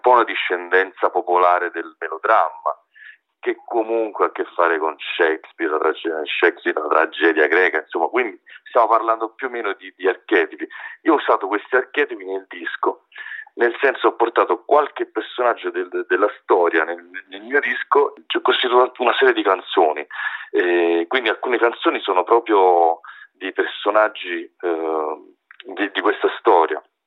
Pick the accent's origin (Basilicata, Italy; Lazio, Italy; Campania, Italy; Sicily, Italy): Campania, Italy; Naples; now in Rome, Italy; vivo da tanti anni eh, a Roma e diciamo che io chiaramente mh, sono cresciuto, crescendo a Napoli